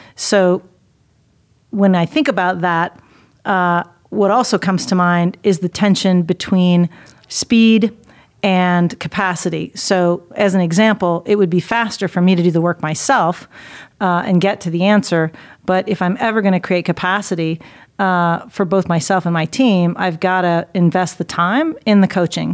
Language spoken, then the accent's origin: English; Dayton, Ohio, United States; moved away; my hometown in Dayton